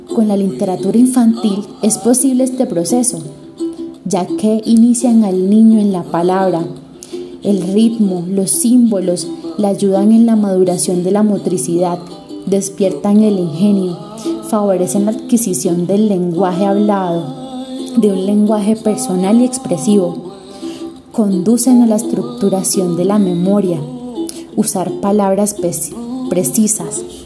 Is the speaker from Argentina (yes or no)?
no; Tolú, Sucre, Colombia; mi pueblo natal, Tolu Sucre, un hermoso pueblo a orillas del mar